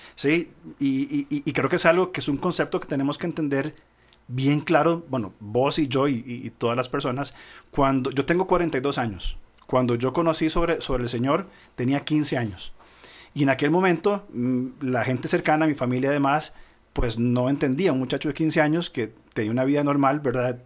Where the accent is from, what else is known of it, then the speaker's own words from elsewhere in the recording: Costa Rica; como costarricenses, en una cultura latinoamericana del siglo XXI